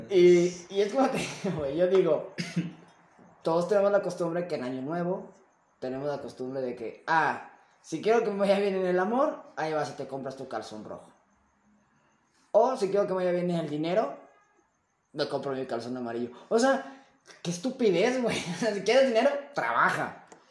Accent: Mexico; a veces te me arrepiento de ser mexicano, güey. Pero me amo siendo mexicano.

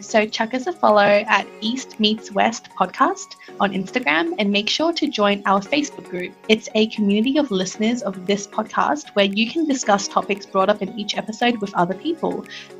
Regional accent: Melbourne, Victoria, Australia; we come from different locations in Melbourne.

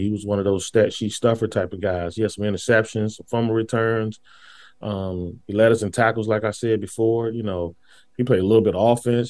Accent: Washington, District of Columbia, United States; I went to Ballou High School

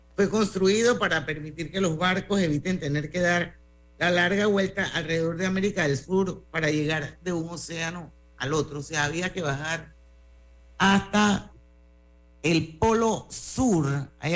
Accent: Panama; yo era la única panameña

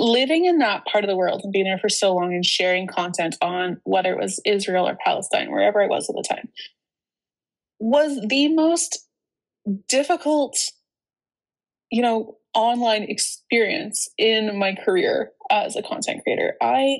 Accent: Canada; growing up in Canada

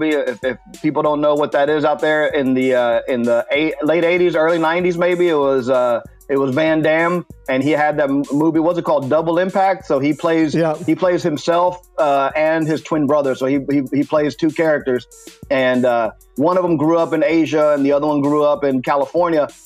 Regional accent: Puerto Rico; English is a second language; moved away; I mean, I had to learn English when I moved here from Puerto Rico, so it's not even my native language, and I still speak both languages better than you.

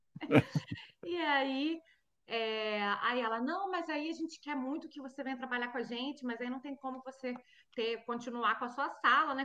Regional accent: Brazil; moved away as an adult; now in Norway; eu sou do Brasil

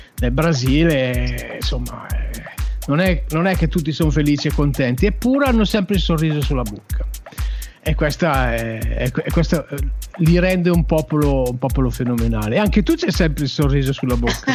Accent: Uruguay; now in Italy; Io sono nativo, sono uruguaiano, sono nato, ah. nel, su, sono nato nel Sud America da mamma cilena e papà, e papà italiano

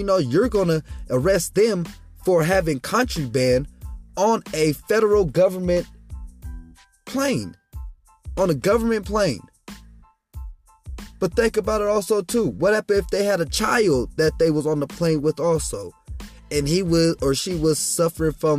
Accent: Colorado Springs, Colorado, United States; I am from Colorado Springs, 719

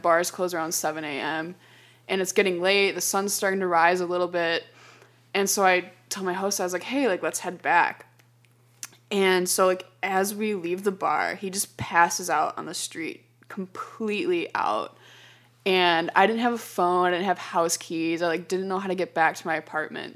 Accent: Chicago, Illinois, United States; we happened to be from Chicago, so O'Hare was closer

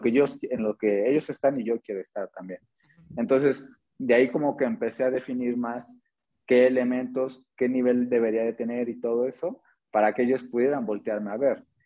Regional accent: Atlixco, Puebla, Mexico; yo soy de Atlisco, Atlisco Puebla

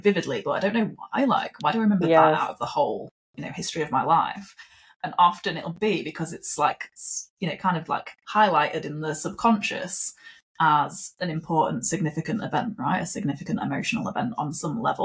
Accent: United Kingdom; moved away; also born or lived in Australia; I am British

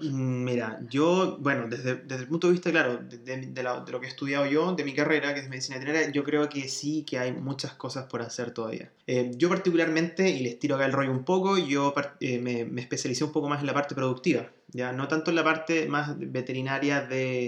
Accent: Chile; moved away as an adult; also born or lived in Spain / Germany; vengo de Chile

